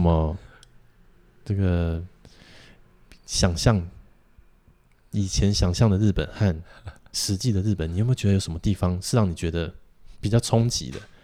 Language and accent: Chinese; Taiwan; 我们台湾人